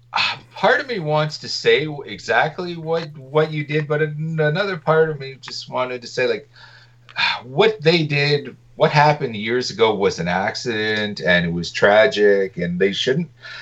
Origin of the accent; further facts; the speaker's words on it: Canada; I think you undercharged me because I'm Canadian.